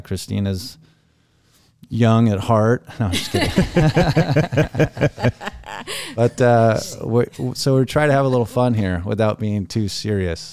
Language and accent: English; Laguna Beach, California, United States; grew up in Laguna Beach